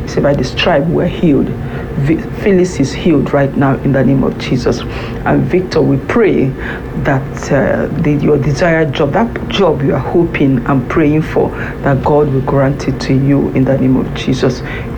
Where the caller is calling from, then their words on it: France; I'm calling in from France.